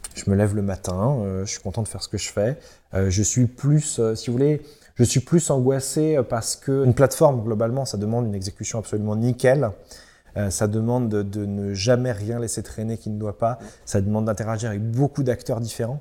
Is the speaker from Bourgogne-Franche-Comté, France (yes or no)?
no; Centre-Val de Loire, France; now in Brittany, France; Je viens du centre, euh, je viens du Loiret, du département du Loiret pour être précis, mais de la région centre